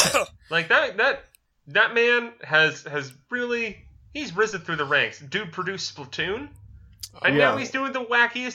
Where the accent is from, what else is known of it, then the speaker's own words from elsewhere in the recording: the South, United States; accent: Southern; my disapproving Southern accent.